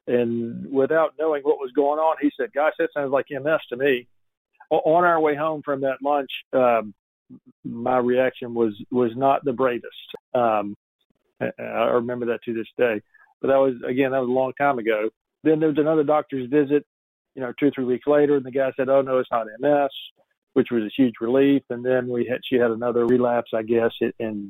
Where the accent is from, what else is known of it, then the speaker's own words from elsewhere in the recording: Atlanta, Georgia, United States; We're both from Atlanta, Georgia